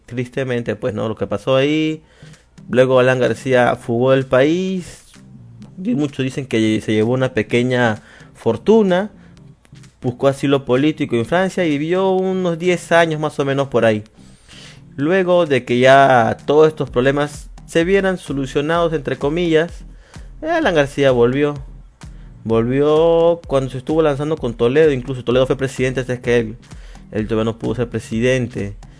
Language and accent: Spanish; Lima, Peru; soy de Perú. De, bueno, Lima, Perú se podría decir, sí. De Lima, Perú